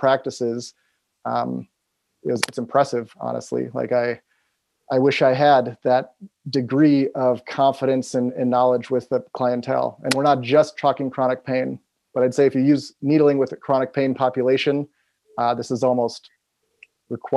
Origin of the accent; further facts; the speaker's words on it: Appleton, Wisconsin, United States; now in Seattle, United States; I'm from Appleton. I'm right here, 5 minutes from where I went to high school